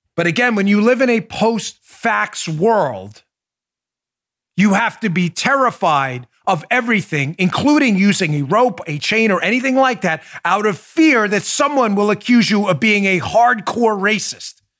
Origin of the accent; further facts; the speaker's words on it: New York, United States; where I grew up in New York.